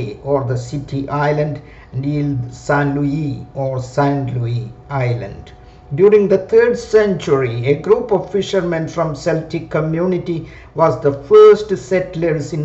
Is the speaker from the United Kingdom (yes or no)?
no; Kerala, India; moved away as an adult; also born or lived in Paris, France; Even as a born Keralite, I am yet to visit Periyar, Ponmudi and Thekkady and other wonderful scenic places in my home state.